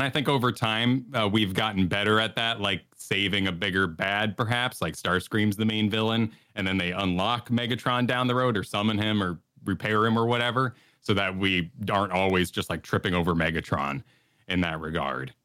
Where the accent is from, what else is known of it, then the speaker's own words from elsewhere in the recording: New Mexico, United States; I grew up in New Mexico